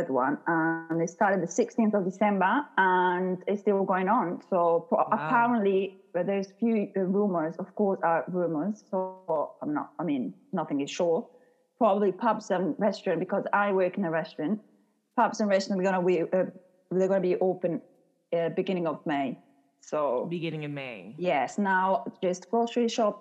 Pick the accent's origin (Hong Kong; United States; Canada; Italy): Italy; moved away as an adult; also born or lived in Australia; now in London, United Kingdom; I'm Italian, born and raised in Italy, as Kim mentioned, but my mom is from Scotland